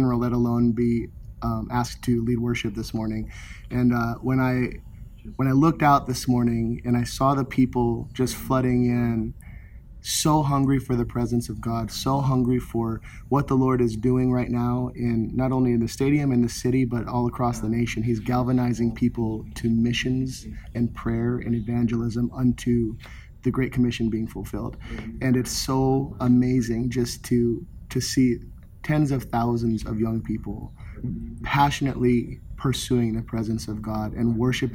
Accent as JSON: {"language": "English", "area": "Minnesota, South Dakota", "region": "Upper Midwest", "country": "United States", "tie": "born or raised there", "also_born_or_lived": "Kansas City", "moved": "as an adult", "lives_now": "Orlando, United States", "said": "I was born and raised in Minnesota, South Dakota, Upper Midwest"}